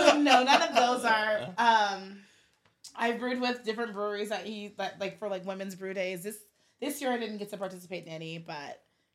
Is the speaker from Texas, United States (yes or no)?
no; California, United States; I'm from California.